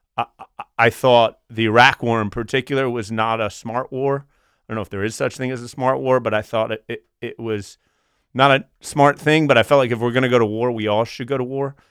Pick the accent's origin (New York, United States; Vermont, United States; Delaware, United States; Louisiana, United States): Delaware, United States; Wilmington; I grew up, uh, two, two and a half blocks from what I now know to be the bunker